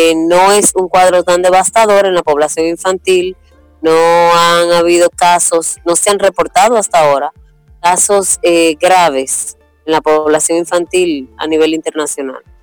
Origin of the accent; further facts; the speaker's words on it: Santo Domingo, Dominican Republic; Soy de Santo Domingo, que es la ciudad capital de la República Dominicana.